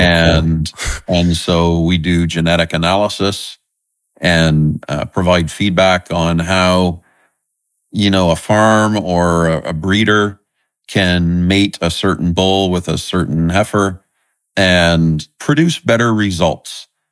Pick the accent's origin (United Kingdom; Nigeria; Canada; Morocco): Canada; southern Nova Scotia; I love growing up in Nova Scotia. It's, uh, the area I grew up in is the, the south, southern tip of Nova Scotia